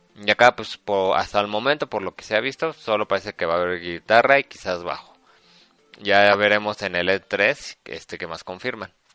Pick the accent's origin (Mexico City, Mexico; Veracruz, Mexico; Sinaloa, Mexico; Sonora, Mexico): Mexico City, Mexico; somos del DF